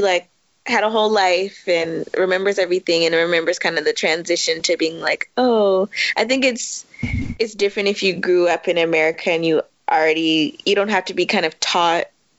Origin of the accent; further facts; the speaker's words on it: Washington, District of Columbia, United States; I grew up in Washington, D.C., DMV, in a very black neighborhood.